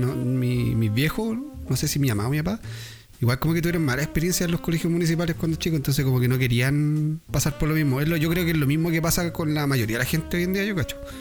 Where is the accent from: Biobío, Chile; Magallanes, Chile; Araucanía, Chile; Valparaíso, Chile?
Valparaíso, Chile; me fui a pata de la Avenida Argentina a mi casa